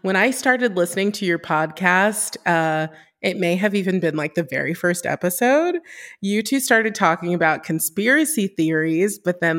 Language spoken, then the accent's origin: English; Los Angeles, California, United States; I am from Los Angeles